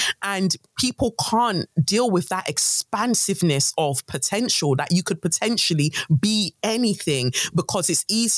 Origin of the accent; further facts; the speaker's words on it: London, United Kingdom; also born or lived in Nigeria; I'm a Nigerian girl, 5 years old. I come to England, London. All I see is like lots of white people. Luckily, I moved to an area in South London, Peckham